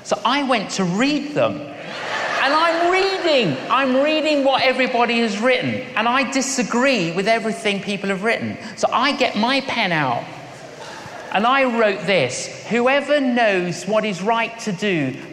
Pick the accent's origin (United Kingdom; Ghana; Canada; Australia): United Kingdom; London; when I was growing up in London, I was an agnostic.